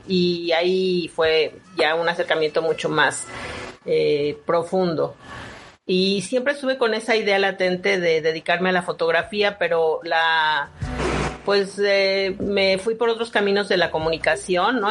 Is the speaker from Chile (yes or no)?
no; Mexico; lo que somos como mexicanos